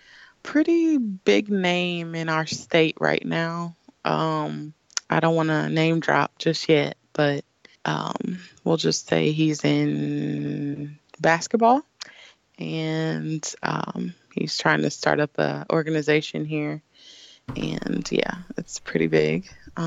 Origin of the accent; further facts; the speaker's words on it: Kansas City, Missouri, United States; Well, I'm from the best city in Missouri, Kansas City, Missouri.